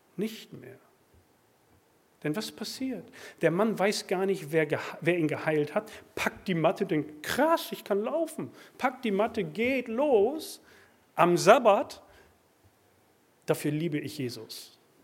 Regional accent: Germany; Wir sind Deutsche.

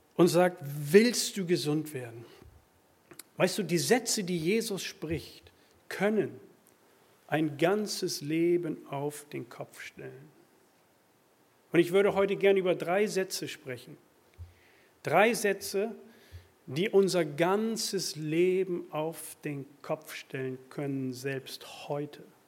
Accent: Germany; Wir sind Deutsche.

